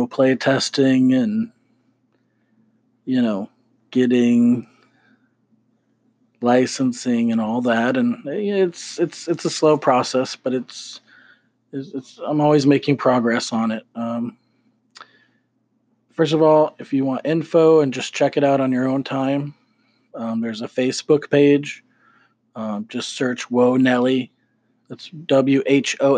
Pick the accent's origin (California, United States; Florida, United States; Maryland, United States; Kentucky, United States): Florida, United States; Gainesville; growing up in Gainesville, Florida